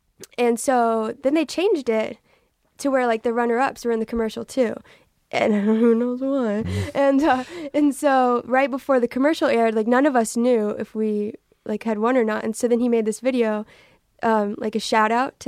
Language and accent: English; Texas, United States; So, I'm from Texas.